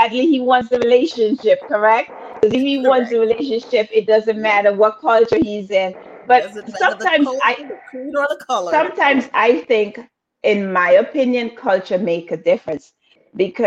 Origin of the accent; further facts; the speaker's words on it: Antigua & Barbuda; I'm from Antigua all day long